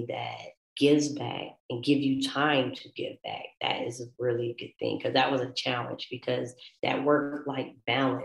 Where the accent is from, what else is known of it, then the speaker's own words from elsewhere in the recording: Augusta, Georgia, United States; I grew up in Augusta, Georgia in the 80s